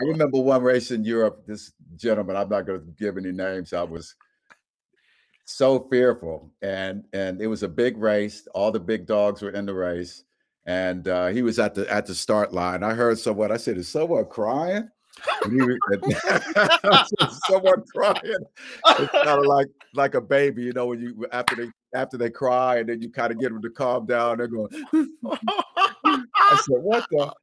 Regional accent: Dayton, Ohio, United States; my hometown of Dayton, Ohio

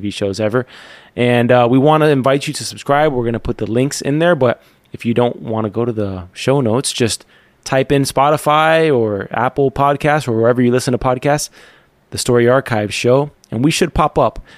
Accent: Cuba; moved away; I'm Cuban

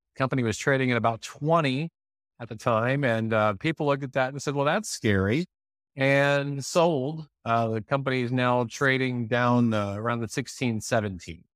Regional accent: United States; I'm an American

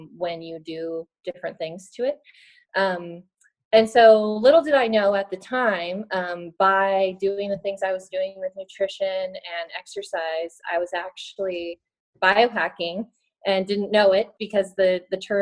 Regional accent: Reno, Nevada, United States; now in Atlanta, United States; I currently live in Atlanta, Georgia, and I'm originally from Reno, Nevada, in the Sierra Nevada mountains

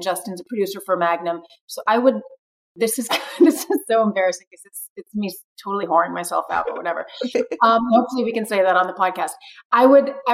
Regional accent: Brazil; moved away; I grew up in Brazil and Rio is where I decided to be

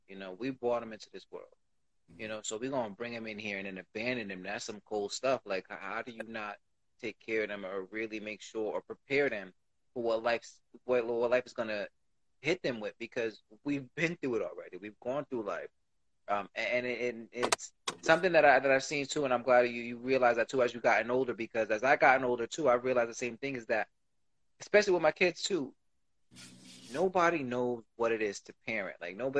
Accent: Puerto Rico; I'm from Puerto Rico.

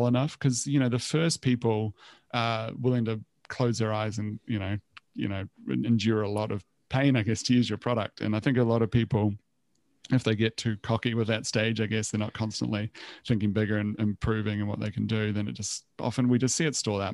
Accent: New Zealand; moved away as an adult; also born or lived in Copenhagen, Denmark / Australia; now in Sydney, Australia; I'm originally from New Zealand, so I was in Copenhagen.

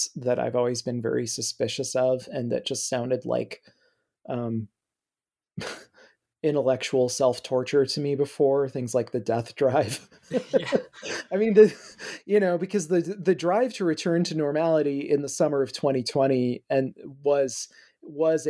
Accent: Midwest, United States; I grew up in the Midwest

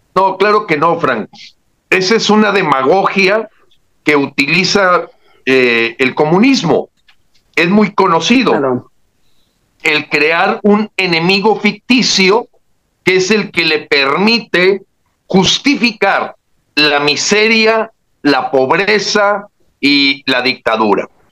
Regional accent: Mexico; como mexicanos

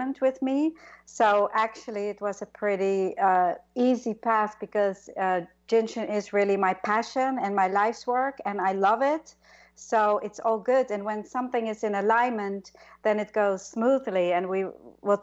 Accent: Netherlands; moved away as an adult; also born or lived in New York; I came from Holland when I was 18 to be a dancer in New York

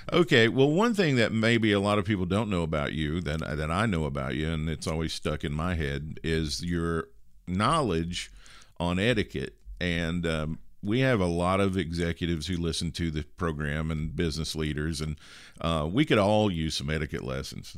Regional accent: Kentucky, United States; the biggest city near my hometown in Kentucky

